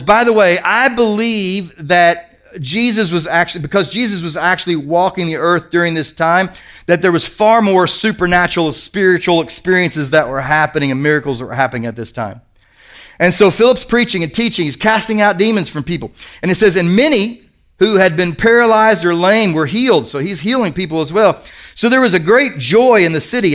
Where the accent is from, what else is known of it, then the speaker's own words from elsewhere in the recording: Kentucky, United States; I'm from Kentucky